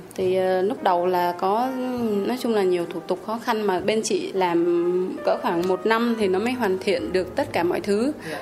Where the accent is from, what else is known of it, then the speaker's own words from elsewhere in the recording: Haiphong, Vietnam; mình mình là người hải phòng